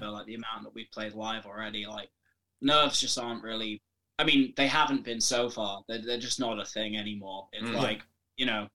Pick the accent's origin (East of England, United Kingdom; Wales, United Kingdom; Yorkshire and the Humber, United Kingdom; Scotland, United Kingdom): Wales, United Kingdom; Welsh; I'm also Welsh as well